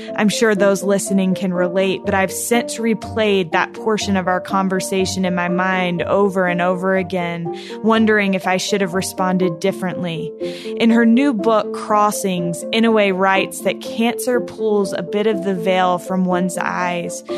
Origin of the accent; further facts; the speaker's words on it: North Carolina, United States; I grew up in North Carolina in a really small ward